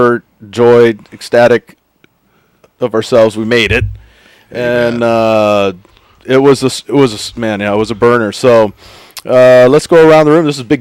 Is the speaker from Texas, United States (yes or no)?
yes; Texas, United States; now in Pacific Northwest, United States; growing up in Texas